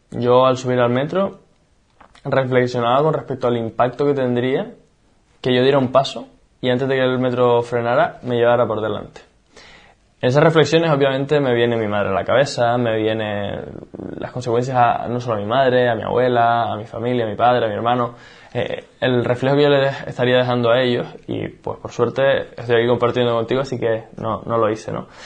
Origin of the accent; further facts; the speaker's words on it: Canary Islands, Spain; moved away as an adult; also born or lived in Barcelona; me fui a vivir a, Barcelona, yo soy de Canarias